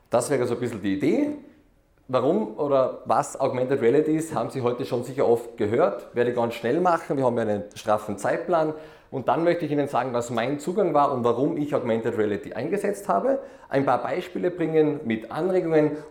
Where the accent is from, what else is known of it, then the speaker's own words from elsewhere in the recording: Austria; Ja, ich bin aus Österreich. Ich glaube, das hört man eh schon einmal.